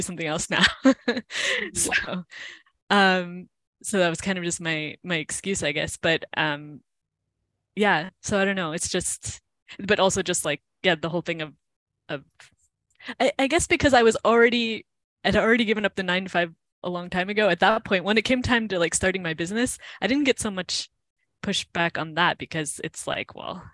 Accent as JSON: {"language": "English", "country": "United States", "also_born_or_lived": "Cleveland", "moved": "as an adult", "lives_now": "Spain", "said": "being like an American"}